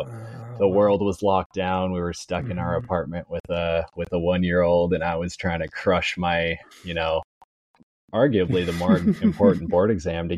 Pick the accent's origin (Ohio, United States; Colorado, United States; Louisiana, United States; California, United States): Colorado, United States; Fort Collins; moved away as an adult; now in Florida, United States; I'm from Colorado originally, born and raised in Fort Collins.